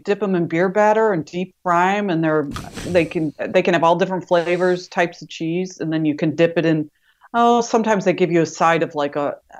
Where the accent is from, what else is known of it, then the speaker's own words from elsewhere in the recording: Wisconsin, United States; accent: Wisconsin; now in Medford, United States; I just can't get rid of my Wisconsin accent.